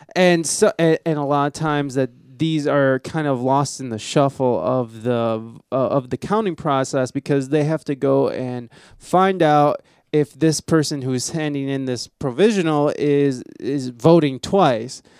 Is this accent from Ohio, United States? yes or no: yes; Ohio, United States; I'm from Ohio